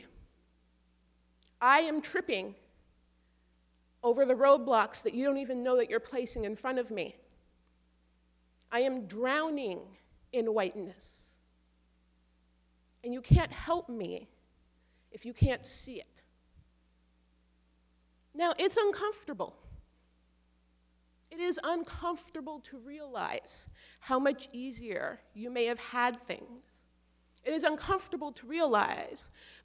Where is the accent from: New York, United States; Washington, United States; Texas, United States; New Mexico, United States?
Washington, United States; Seattle; I am a mixed race black woman who was raised by a white mother in this very white city